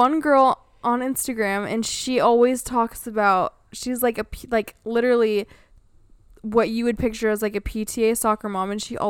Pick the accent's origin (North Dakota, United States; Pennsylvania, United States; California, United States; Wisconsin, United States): California, United States; And can you tell I was born and raised in California but didn't vibe with it?